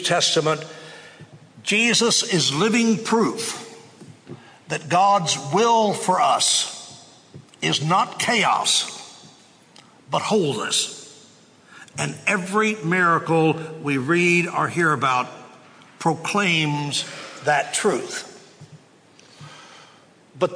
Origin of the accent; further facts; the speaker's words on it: Waco, Texas, United States; I grew up in Waco